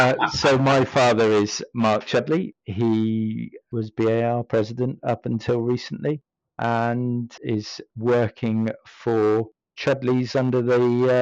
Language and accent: English; Stockport, North West England, United Kingdom; born there; I was born in Stockport, and whilst that may not seem relevant, my family are all from Devon, and I'm the odd one out.